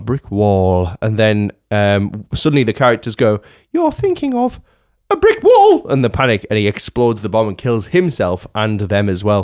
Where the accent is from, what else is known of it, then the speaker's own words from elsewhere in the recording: United Kingdom; we're all British.